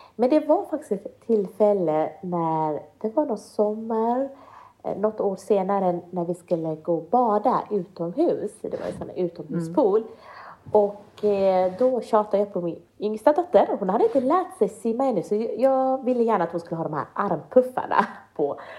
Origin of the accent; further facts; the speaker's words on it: Sweden; jag är inte född i Sverige utan jag kom hit när jag var fem år gammal